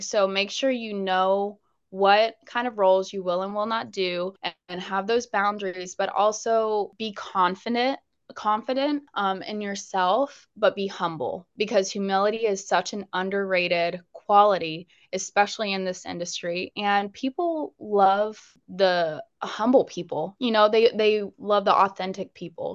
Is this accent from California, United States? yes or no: no; Jacksonville, Florida, United States; also born or lived in Pensacola, Florida / Las Vegas; I was born in Pensacola, Florida, but then I moved here when I was a baby, and this place is home